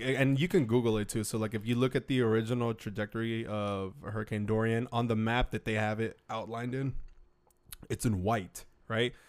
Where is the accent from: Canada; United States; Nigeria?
United States; us as American citizens